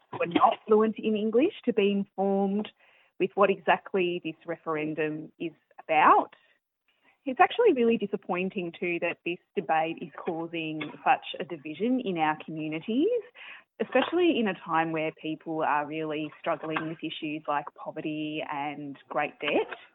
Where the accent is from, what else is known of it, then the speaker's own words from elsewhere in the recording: Australia; born there; Um, I'm of Maltese background and I was born in Australia um, and my parents are Maltese.